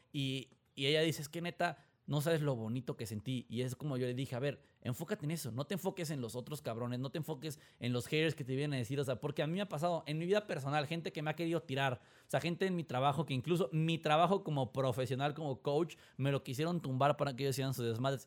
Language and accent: Spanish; Mexico; accent: Mexican; yo lo digo siendo mexicano, digo, mi, acento en inglés, tengo inglés bueno, pero mi acento se nota así de que tú me escuchas es, mexa